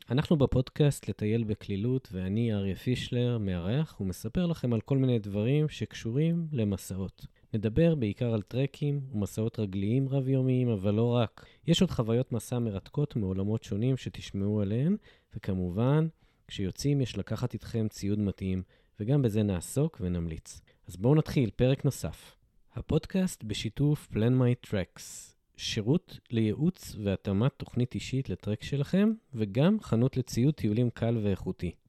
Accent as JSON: {"language": "Hebrew", "region": "Northern District", "country": "Israel", "tie": "born or raised there", "said": "אני, אני גדלתי ביישוב בצפון"}